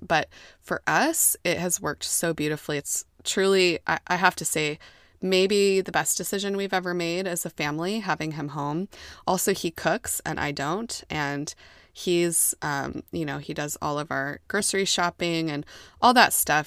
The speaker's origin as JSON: {"language": "English", "country": "United States", "tie": "born or raised there", "said": "I'm American, and I was raised to be an American"}